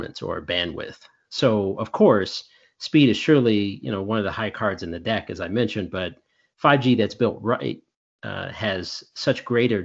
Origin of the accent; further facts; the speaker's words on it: Chicago, Illinois, United States; we're from Chicago